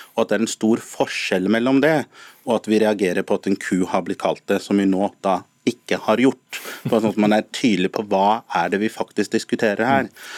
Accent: Norway; som norskafrikanere og som nordmenn som er melaninrike

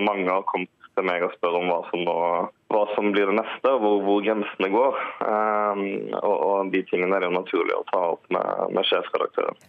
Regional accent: Norway; vi som nordmenn

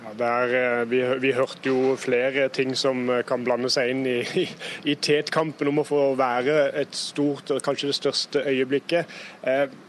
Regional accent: Norway

